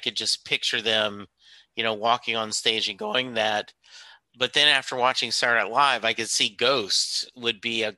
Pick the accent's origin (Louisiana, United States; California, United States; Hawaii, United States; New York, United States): Louisiana, United States; because I grew up in Louisiana. My college, I went to school at McNeese State University